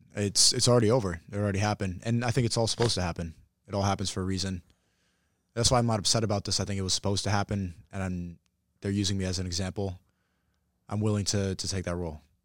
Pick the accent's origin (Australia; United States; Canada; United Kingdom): United States; New York; I'm from New York